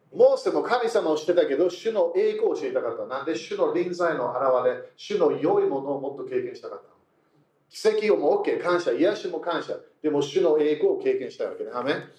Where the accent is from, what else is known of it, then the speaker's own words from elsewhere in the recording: United Kingdom; moved away; イギリス人